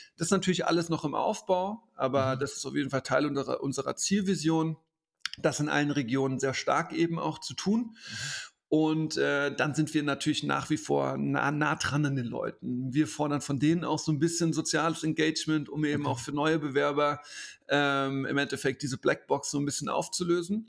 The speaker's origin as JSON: {"language": "German", "town": "Koblenz", "region": "Rhineland-Palatinate", "country": "Germany", "tie": "born or raised there", "said": "in Koblenz, meiner Heimatstadt"}